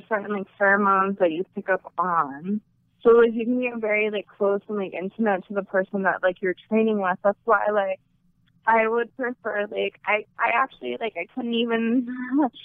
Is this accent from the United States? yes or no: no; Canada; I'm from Canada